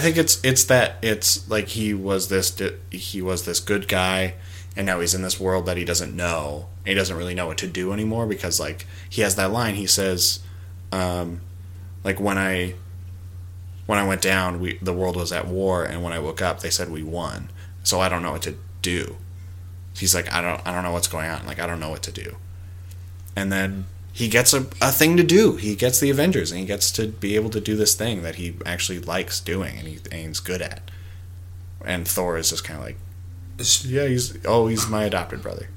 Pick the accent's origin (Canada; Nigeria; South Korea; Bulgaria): Canada; Alberta; I'm from Alberta